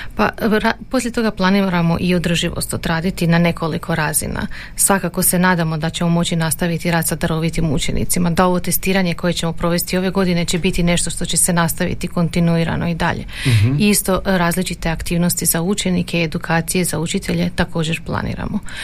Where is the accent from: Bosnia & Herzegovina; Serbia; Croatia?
Croatia; kod nas u Hrvatskoj